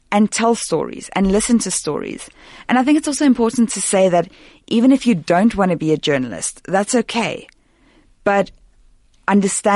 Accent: South Africa; being a South African

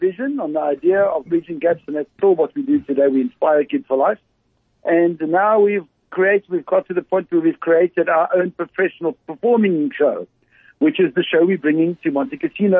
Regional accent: Cape Town, Western Cape, South Africa; moved away as an adult; my hometown, Cape Town.

